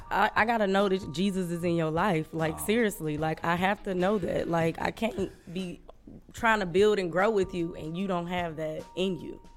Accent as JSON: {"language": "English", "town": "Detroit", "region": "Michigan", "country": "United States", "said": "because I'm from Detroit."}